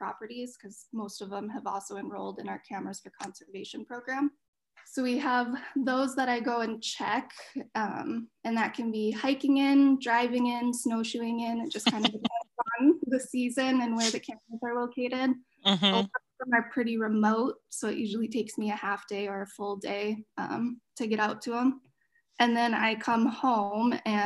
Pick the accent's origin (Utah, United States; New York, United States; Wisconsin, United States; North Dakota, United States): North Dakota, United States; Fargo; moved away; I grew up in North Dakota in Fargo